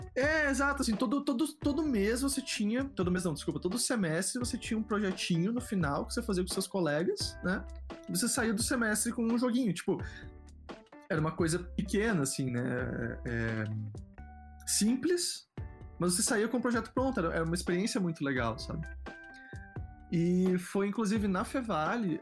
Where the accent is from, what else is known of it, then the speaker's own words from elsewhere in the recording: Rio Grande do Sul, Brazil; moved away; Eu sou do Rio Grande do Sul, né? morava no Rio Grande do Sul